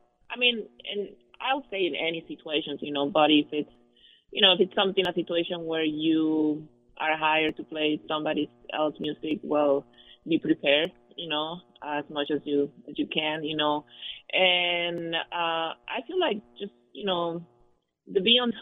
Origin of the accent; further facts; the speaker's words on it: Mexico; now in Grand Rapids, United States; I was born in Mexico, raised in Mexico, and I grew up there playing music